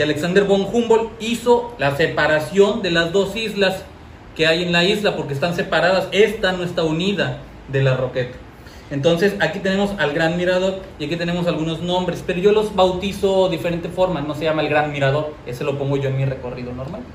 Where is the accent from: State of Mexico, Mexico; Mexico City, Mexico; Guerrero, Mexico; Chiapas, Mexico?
Guerrero, Mexico; Acapulco; sí soy de Acapulco, pero no crecí amando Acapulco. No sabía la información de Acapulco. y la verdad me sentía decepcionado del lugar donde yo nací